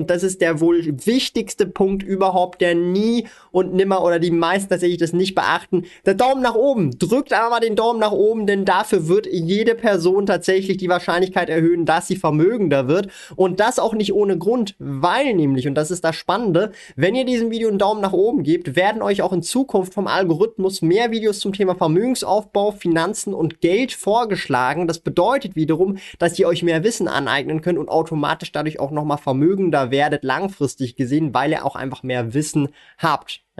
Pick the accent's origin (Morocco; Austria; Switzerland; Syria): Switzerland